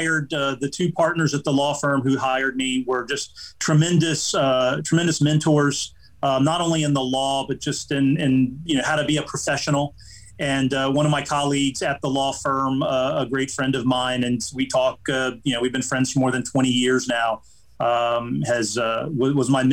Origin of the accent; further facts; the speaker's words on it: Jacksonville, Florida, United States; also born or lived in Neptune Beach, Florida; I was born in Jacksonville, but when I moved back in 07